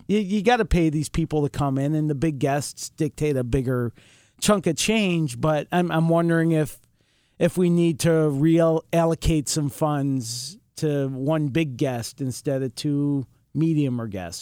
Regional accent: Rochester, New York, United States; I was born in nineteen sixty-five in the city of Rochester, New York

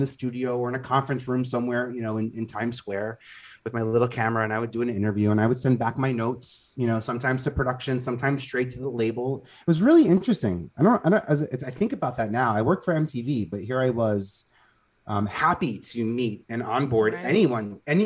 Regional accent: New York City, New York, United States; I'm born and raised in Staten Island

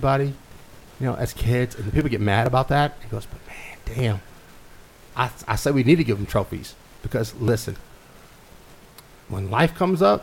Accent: Lubbock, Texas, United States; I'm from Lubbock.

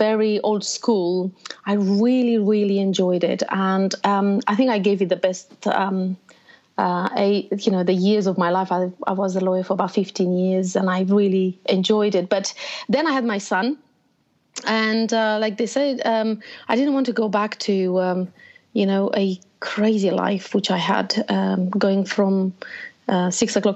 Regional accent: Romania; moved away as an adult; also born or lived in Bucharest; now in United Kingdom; I was born in Romania. So most of my life, actually, I lived in a very communist country, closed borders

